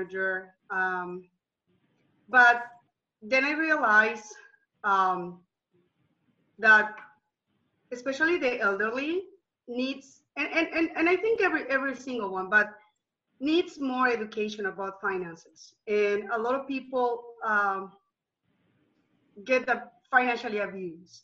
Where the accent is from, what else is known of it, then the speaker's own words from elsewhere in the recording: Colombia; moved away as an adult; now in United States; I'm from Colombia, South America